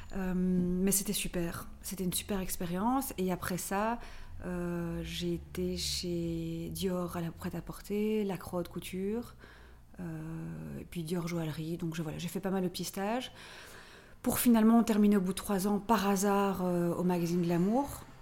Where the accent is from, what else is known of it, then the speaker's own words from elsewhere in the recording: Brussels, Brussels-Capital Region, Belgium; also born or lived in Paris; je suis belge, je viens de Bruxelles